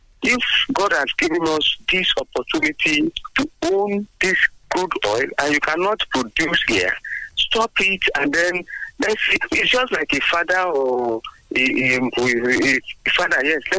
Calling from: Abeokuta, Ogun State, Nigeria; from Abeokuta.

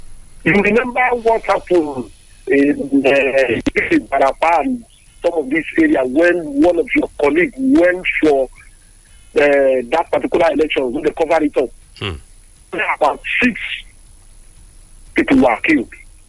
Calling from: Lagos, Nigeria; I'm calling you from Lagos.

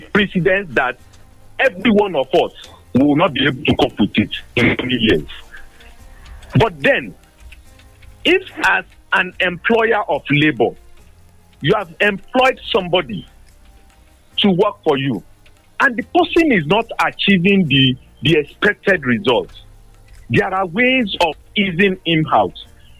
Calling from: Abeokuta, Ogun State, Nigeria; I'm calling from Abeokuta this morning.

